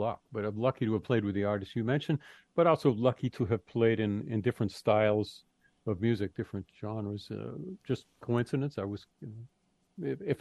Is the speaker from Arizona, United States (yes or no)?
no; Boston, Massachusetts, United States; I'm from Boston